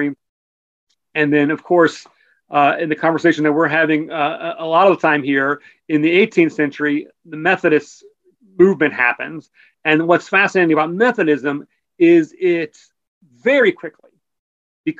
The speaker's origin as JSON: {"language": "English", "country": "United States", "also_born_or_lived": "England", "said": "as an American"}